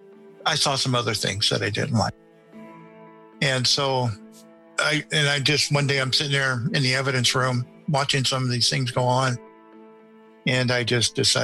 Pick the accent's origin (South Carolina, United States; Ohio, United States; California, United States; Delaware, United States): California, United States; Northern; moved away as an adult; now in Nevada, United States; I was born and raised in Northern California